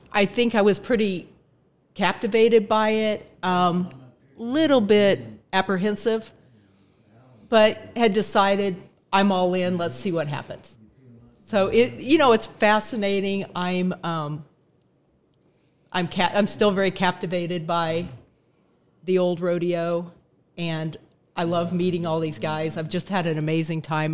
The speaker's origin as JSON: {"language": "English", "town": "Phoenix", "region": "Arizona", "country": "United States", "tie": "born or raised there", "said": "I was born in Phoenix, Arizona, nineteen sixty-seven"}